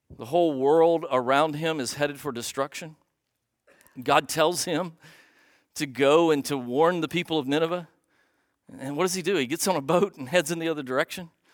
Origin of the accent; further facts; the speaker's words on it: United States; you and I, as, as, as American Christians